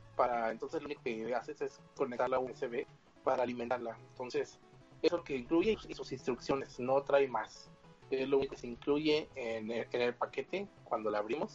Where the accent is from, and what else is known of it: Mexico